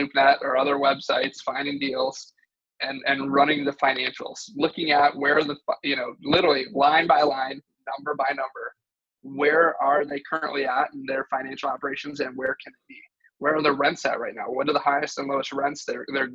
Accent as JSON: {"language": "English", "region": "Michigan", "country": "United States", "tie": "born or raised there", "moved": "as an adult", "lives_now": "Austin, United States", "said": "I grew up in Michigan"}